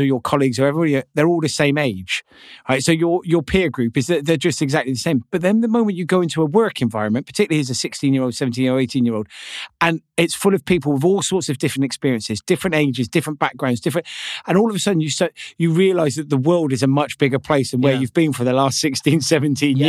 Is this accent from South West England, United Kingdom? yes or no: yes; Gloucester, South West England, United Kingdom; I'm from Gloucester